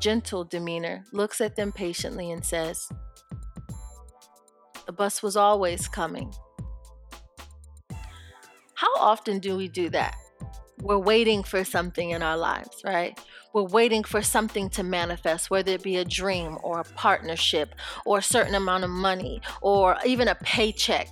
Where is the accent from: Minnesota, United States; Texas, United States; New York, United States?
New York, United States; Rochester; I'm from Rochester and not from Brooklyn